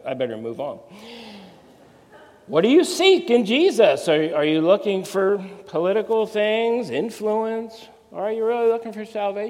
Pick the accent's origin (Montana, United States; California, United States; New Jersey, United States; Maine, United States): New Jersey, United States; I'm from Jersey